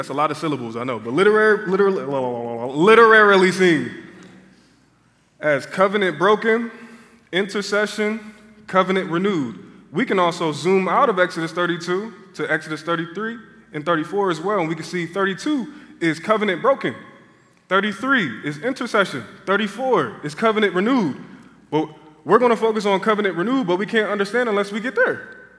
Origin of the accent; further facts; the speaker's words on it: Philadelphia, Pennsylvania, United States; I had to be in Portland, Oregon, of all places. I'm from Philadelphia.